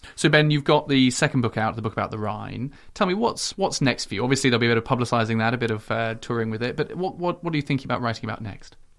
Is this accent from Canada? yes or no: no; United Kingdom; now in Netherlands; as British people